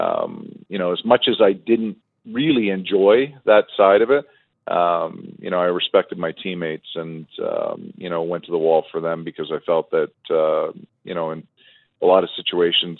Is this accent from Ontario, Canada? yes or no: yes; Toronto, Ontario, Canada; my younger brother played with Eric growing up in Toronto, you know, in our minor hockey, you know, circles